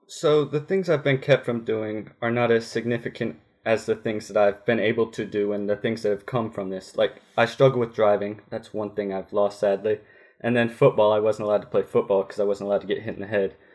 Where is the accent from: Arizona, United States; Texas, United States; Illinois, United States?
Illinois, United States; Grayslake; now in Woodruff, United States; I'm originally from Grace Lake, Illinois. I now live in Woodruff, South Carolina